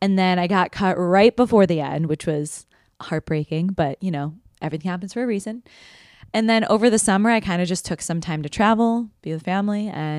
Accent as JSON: {"language": "English", "town": "Chicago", "region": "Illinois", "country": "United States", "moved": "as an adult", "lives_now": "New York City, United States", "said": "I'm from Chicago. I moved here, like I said, in 2021 to pursue my dreams of being a dancer in New York City."}